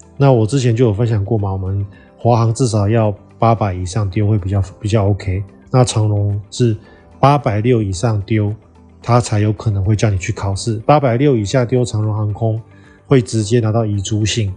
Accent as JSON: {"language": "Chinese", "country": "Taiwan", "also_born_or_lived": "Southeast Asia / United States", "moved": "yes", "said": "那我们台湾人可以去吗？"}